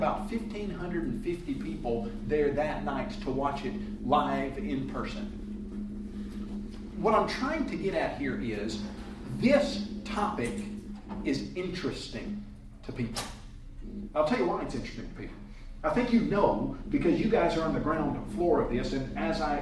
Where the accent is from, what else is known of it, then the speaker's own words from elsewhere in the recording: Columbia, Tennessee, United States; growing up in Columbia, Tennessee, with Jerry Elder and the youth groups there